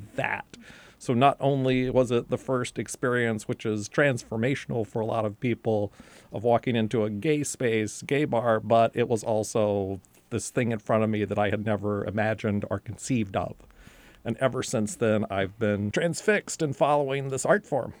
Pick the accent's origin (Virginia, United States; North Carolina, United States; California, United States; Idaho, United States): North Carolina, United States; I was growing up in North Carolina